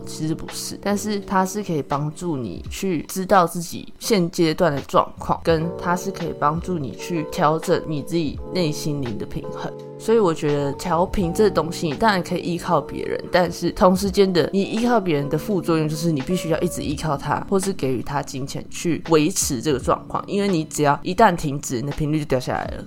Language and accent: Chinese; Chiayi, Taiwan; moved away; 我老家在嘉义，所以只要回家，我们就会去拜拜